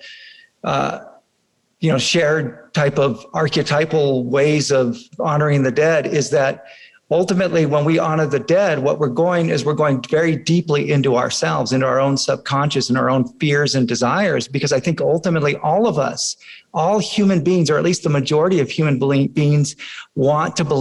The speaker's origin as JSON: {"language": "English", "town": "Fresno", "region": "California", "country": "United States", "tie": "born or raised there", "said": "I grew up in Fresno"}